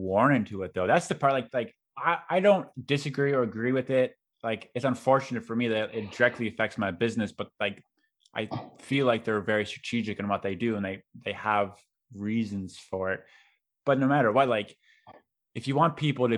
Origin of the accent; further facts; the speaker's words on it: Canada; as a Canadian